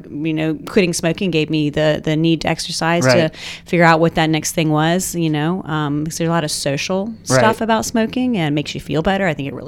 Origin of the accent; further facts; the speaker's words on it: Richmond, Virginia, United States; moved away; I'm from Richmond.